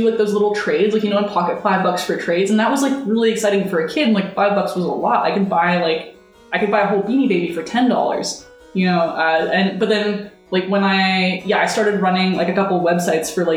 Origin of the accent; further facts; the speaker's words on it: Canada; I grew up in Canada